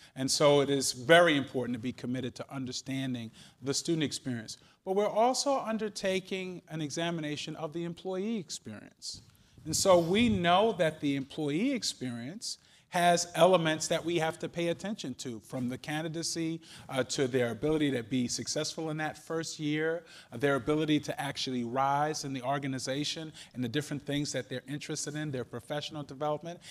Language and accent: English; New York, United States; now in Cleveland, United States; I'm from New York